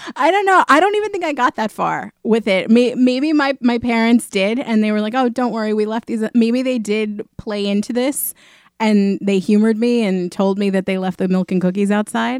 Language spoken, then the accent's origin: English; New York City, New York, United States; I was born in Queens